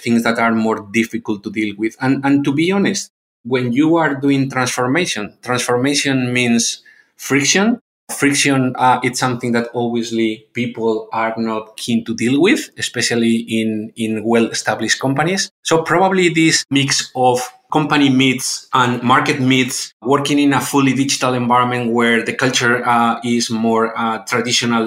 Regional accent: Spain; moved away; my background is I'm from Spain, so my background is quite European one

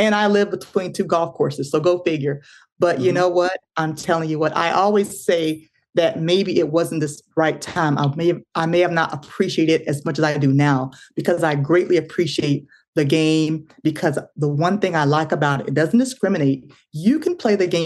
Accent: Florida, United States; moved away as an adult; I was in Florida because I'm originally from Florida

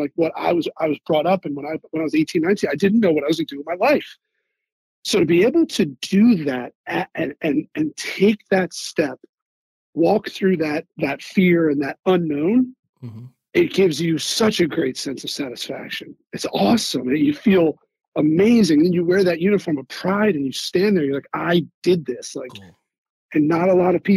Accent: Philadelphia, Pennsylvania, United States; I'm from Philadelphia

